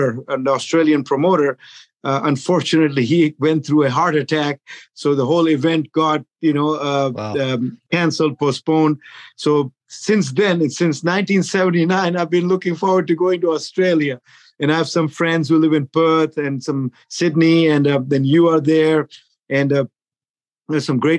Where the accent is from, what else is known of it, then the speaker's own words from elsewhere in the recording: Pakistan; moved away as an adult; now in United States; I'm originally from Pakistan. You know, most of you know where Pakistan is. But at age 23, I migrated to the United States